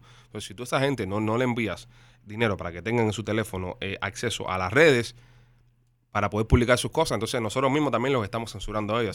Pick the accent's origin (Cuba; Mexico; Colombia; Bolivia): Cuba; now in United States; Nosotros los cubanos que estamos afuera, que estamos en la diáspora, que ya, eh, ¿sabes? No estamos en nuestros países, que salimos de Cuba, que ya vivimos fuera.